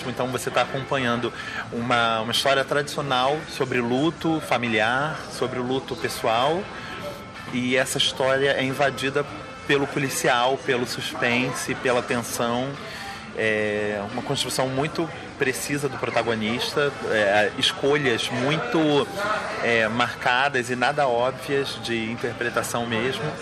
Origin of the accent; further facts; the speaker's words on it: Rio de Janeiro, Brazil; eu sou do Rio de Janeiro